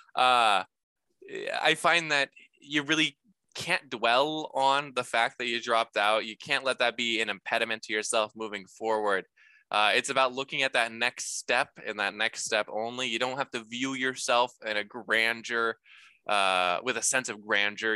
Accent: Dayton, Ohio, United States; also born or lived in Seattle, Washington; I grew up here. I'm from Dayton, Ohio

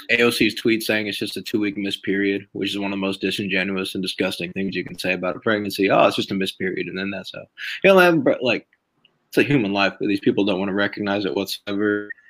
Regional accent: California, United States; because I'm from I'm from California, and this is like all the people that I see of all California

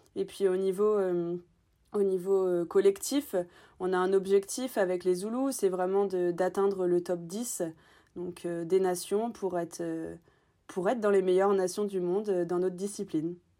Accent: Normandy, France; je suis originaire de Normandie

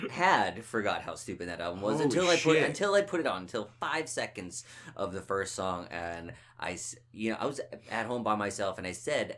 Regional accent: Finland; I'm from Finland.

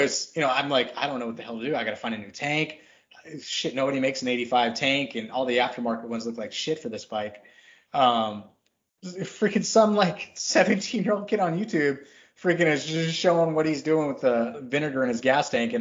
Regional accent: Texas, United States; I grew up in Texas

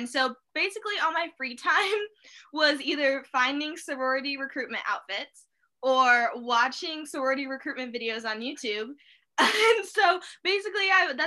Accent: Peoria, Illinois, United States; I grew up in Peoria, Illinois. I still live here.

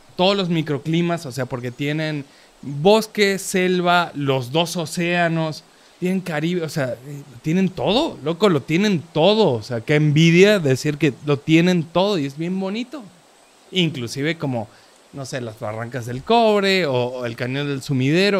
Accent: Córdoba, Argentina; now in Mexico; que es donde soy, de Córdoba, Argentina

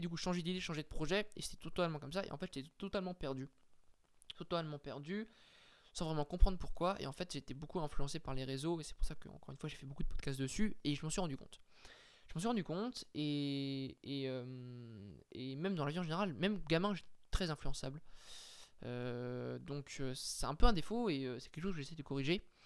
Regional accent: France; on n'était pas privilégié en tant que français

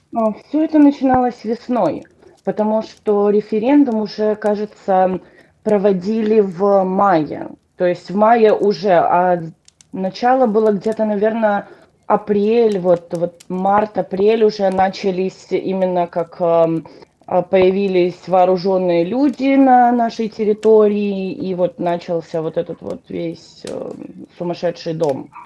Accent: Donetsk Oblast, Ukraine; first language Russian; moved away as an adult; now in United States; Родилась я в Донецкой области, в таком маленьком городке, даже можно сказать маленьком поселке

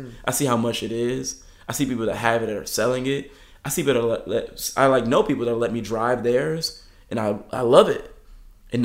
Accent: California, United States; now in Michigan, United States; But it's crazy because I came from Southern California and now all my neighbors are driving.

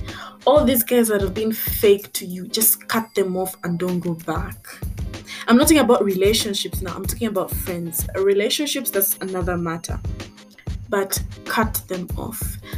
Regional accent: Tanzania; Because I grew up also in Tanzania. And in Tanzania, I was treated basically like an outcast because I couldn't speak Kiswahili. I was a foreigner.

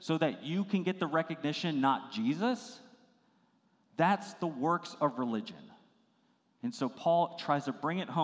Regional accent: Virginia, United States; I grew up in Virginia, and it was such a beautiful area

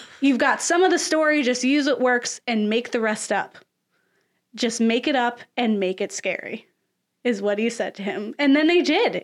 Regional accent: Florida, United States; I'm from Florida

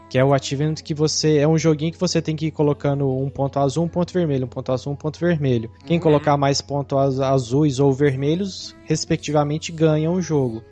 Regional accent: interior of Minas Gerais, Brazil; accent: Triângulo Mineiro; a minha origem, que interior de Minas

